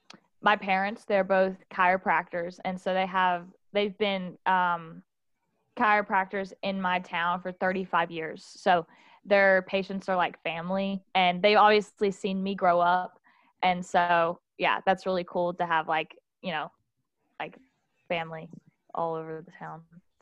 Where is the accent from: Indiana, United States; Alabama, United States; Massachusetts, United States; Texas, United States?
Alabama, United States; Southside; moved away as an adult; now in Baton Rouge, United States; So I'm from a small town called Southside, Alabama. And so if those that aren't familiar with that, it's about an hour north of Birmingham. And I've lived there my whole entire life.